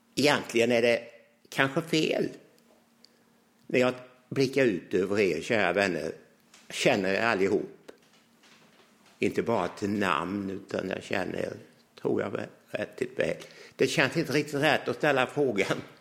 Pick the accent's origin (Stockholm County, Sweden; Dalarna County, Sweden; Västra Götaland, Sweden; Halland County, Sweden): Halland County, Sweden; Hylte; jag som 16-åring gick fram i Ambjörnarps lilla tältkyrka